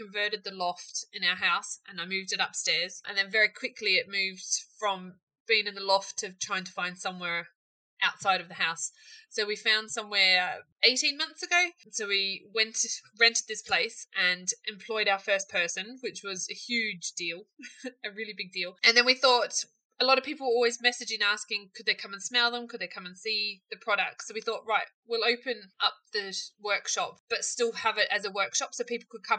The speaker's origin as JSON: {"language": "English", "country": "New Zealand", "tie": "born or raised there", "also_born_or_lived": "Australia / London / Cardiff", "moved": "as an adult", "lives_now": "Stornoway, United Kingdom", "said": "Born and bred in New Zealand, and then spent some time in Australia, and then came over to the UK."}